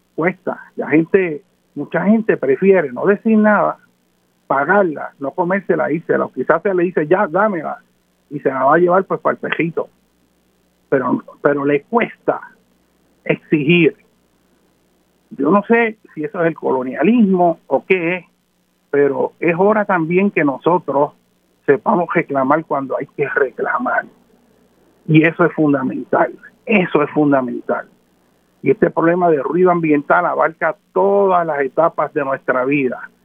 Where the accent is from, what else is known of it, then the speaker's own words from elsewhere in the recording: Puerto Rico; nuestro carácter como nación puertorriqueña